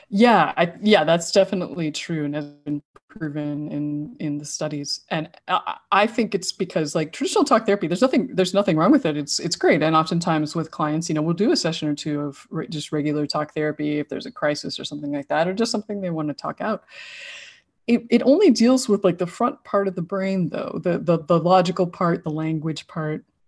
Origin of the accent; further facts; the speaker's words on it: Idaho, United States; now in San Diego, United States; I grew up in Idaho and, uh, now live in San Diego.